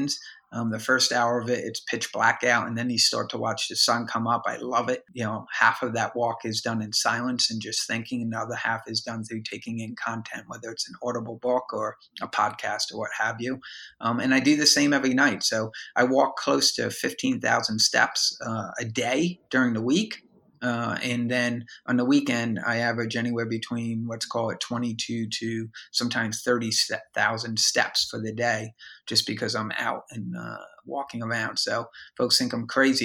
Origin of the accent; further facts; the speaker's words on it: United States; now in Tampa, United States; I'm in Tampa, Florida, and there's, you know, I'm from Jersey, New York, if you can't tell from the accent, but, you know, moved down here